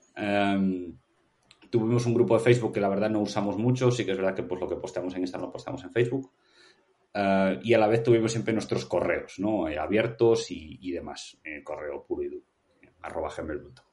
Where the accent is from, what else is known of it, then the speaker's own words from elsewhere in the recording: Vigo, Galicia, Spain; yo soy de Vigo y me encanta el Celta